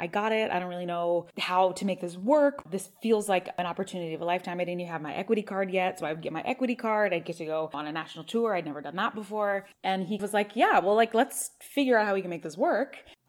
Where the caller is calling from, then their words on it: Los Angeles, California, United States; I am calling from Los Angeles, California.